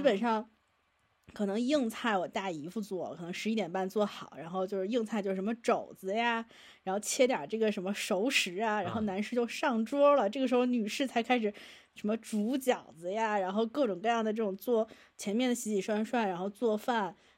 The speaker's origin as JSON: {"language": "Chinese", "region": "Hebei", "country": "China", "said": "因为我是北方人"}